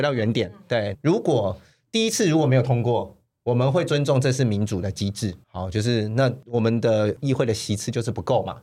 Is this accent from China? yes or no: no; Zhudong, Hsinchu County, Taiwan; also born or lived in Taipei; 我阿公从浙江，我是第三代在台湾，但我从小就在客家庄长大，所以在身份的认同上面，我自己就会觉得我自己是客家人